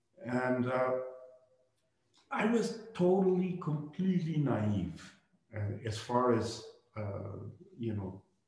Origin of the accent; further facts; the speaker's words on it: Barcelona, Catalonia, Spain; So I came from Barcelona, which, you know, helped me.